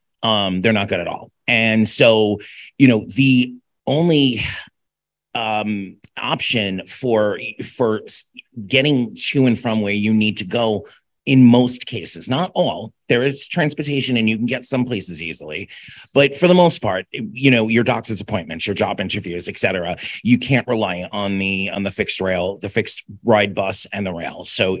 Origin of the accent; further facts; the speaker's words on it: Miami, Florida, United States; I'm from Miami, and I think Ron structured it this way because I, you know, am not quite new to the organization